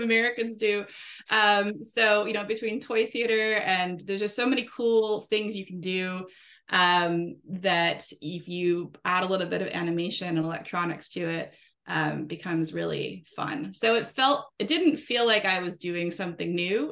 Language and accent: English; New Orleans, Louisiana, United States; I'm from New Orleans. Uh, I live here with my kids and my husband.